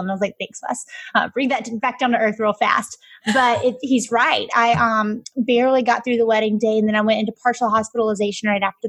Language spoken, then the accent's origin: English; Alabama, United States; moved away as an adult; now in Atlanta, United States; I grew up, hence my accent, in Alabama